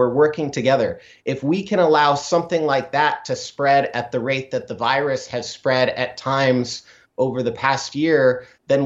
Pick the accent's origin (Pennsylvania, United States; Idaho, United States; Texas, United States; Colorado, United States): Idaho, United States; from my home state in Idaho